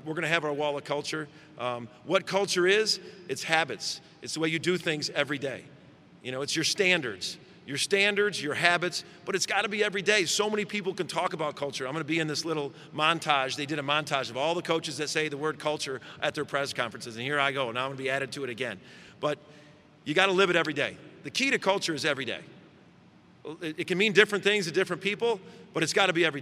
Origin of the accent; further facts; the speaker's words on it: Chicago, Illinois, United States; moved away as an adult; now in Oklahoma, United States; I grew up in Chicago, I spent 10 years in Chicago